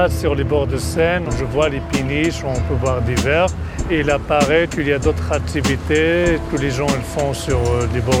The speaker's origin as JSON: {"language": "French", "country": "Morocco", "second_language": "French", "moved": "yes", "lives_now": "Paris, France", "said": "j'ai 32 ans, je viens du Maroc. Chez moi, j'ai habité au bord de la mer."}